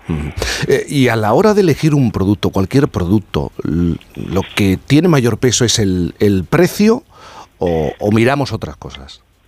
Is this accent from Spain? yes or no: yes; Spain; Yo como español